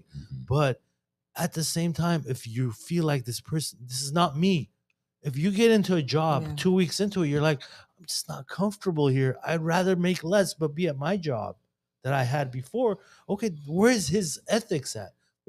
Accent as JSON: {"language": "English", "region": "California", "country": "United States", "said": "I mean, I'm a Californian. We're all Californians."}